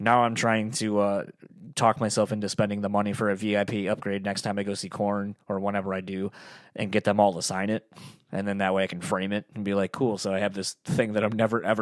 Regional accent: near Kalamazoo, Michigan, United States; moved away; also born or lived in Delaware; the town I grew up in near Kalamazoo

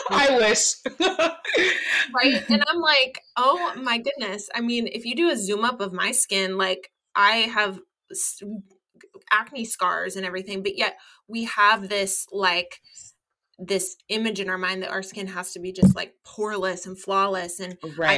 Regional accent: United States; I am an American

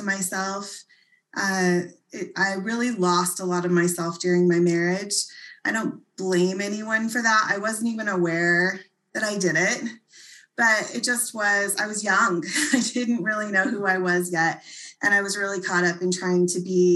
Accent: Oregon, United States; I grew up in Oregon

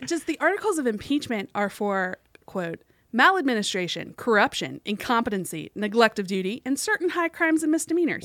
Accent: West Virginia, United States; my home state

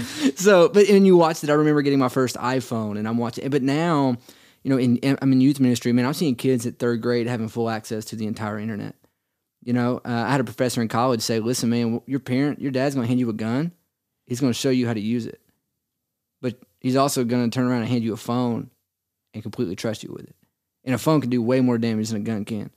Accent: Cleveland, Tennessee, United States; I'm originally from Cleveland area. Uh, born and raised there, went to Lee

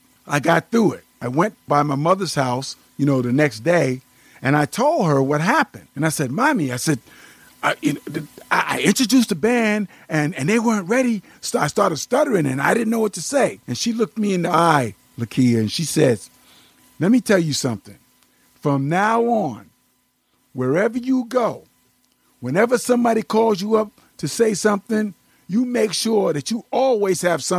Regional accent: Amityville, New York, United States; the town that I grew up in Amityville, Long Island

